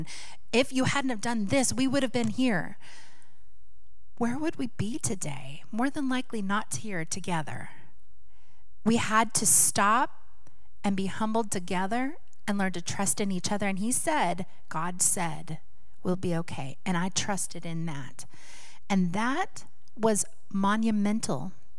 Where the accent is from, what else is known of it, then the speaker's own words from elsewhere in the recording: Seattle, Washington, United States; Years ago, many of you know we're from Seattle, Washington.